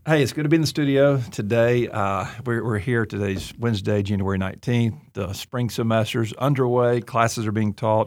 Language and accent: English; Auburn, Alabama, United States; I'm from Deep South, Alabama, Auburn